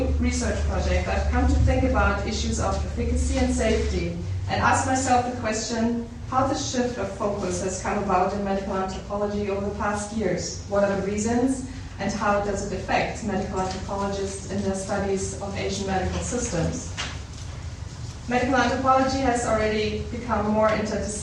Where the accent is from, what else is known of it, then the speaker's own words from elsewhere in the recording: Germany; moved away as an adult; also born or lived in Darjeeling, India / Berlin, Germany; I'm from Germany, and I came here in 2002